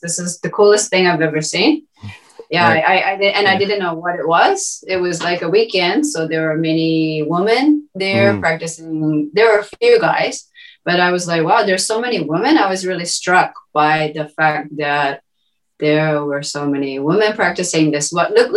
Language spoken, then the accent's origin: English; New Zealand; moved away as an adult; also born or lived in Tokyo, Japan; now in Saitama, Japan; from New Zealand, originally. So born and raised in New Zealand.